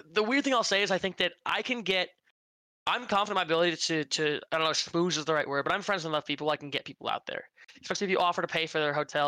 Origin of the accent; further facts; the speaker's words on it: Minnesota, United States; I'm from Minnesota. I'm Midwest.